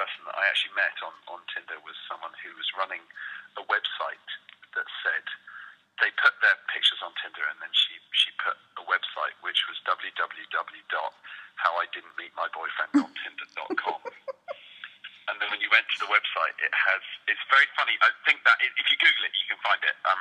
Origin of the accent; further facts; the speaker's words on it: London, United Kingdom; moved away as an adult; now in New York, United States; Born and bred in Hammersmith, and that's really my that's where it feels like home.